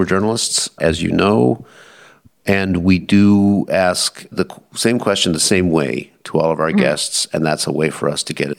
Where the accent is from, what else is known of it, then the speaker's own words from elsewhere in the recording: Wisconsin, United States; I'm from the great state of Wisconsin.